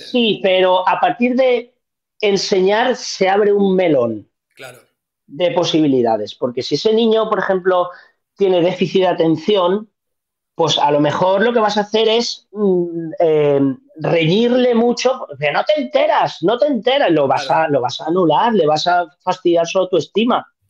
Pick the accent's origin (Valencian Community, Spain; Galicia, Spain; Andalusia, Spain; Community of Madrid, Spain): Valencian Community, Spain; Museros; Museros, que es mi pueblo